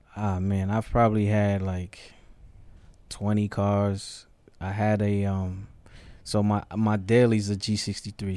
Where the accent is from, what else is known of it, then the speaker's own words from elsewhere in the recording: New York City, New York, United States; moved away as an adult; also born or lived in Ghana; now in Atlanta, United States; So, from the Bronx, grew up in the projects